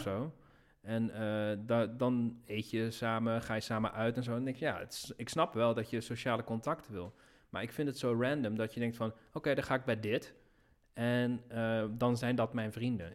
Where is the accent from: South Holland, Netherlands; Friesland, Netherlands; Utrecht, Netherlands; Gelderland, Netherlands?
Gelderland, Netherlands; Nijmegen; ik ben in Nijmegen geboren. Ik ging daar studeren. Dus ik had mijn vrienden van de middelbare school